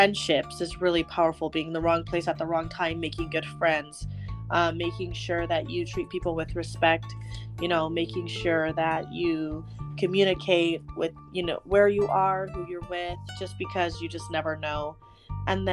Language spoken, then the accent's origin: English; Davis County, Utah, United States; I grew up in Davis County, so it's a lot different where we live now.